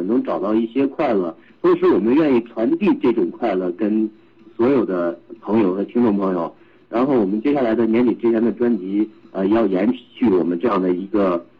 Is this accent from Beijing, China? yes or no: no; Shijiazhuang, Hebei, China; 我是河北石家庄人。